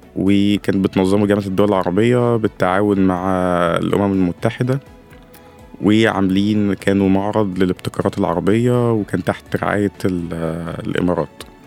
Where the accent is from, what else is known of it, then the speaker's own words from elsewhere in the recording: Upper Egypt, Egypt; عندنا في الصعيد